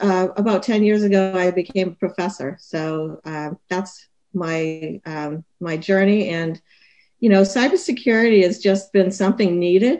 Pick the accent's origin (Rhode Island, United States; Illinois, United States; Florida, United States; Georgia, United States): Rhode Island, United States; Newport; I was born in Newport, Rhode Island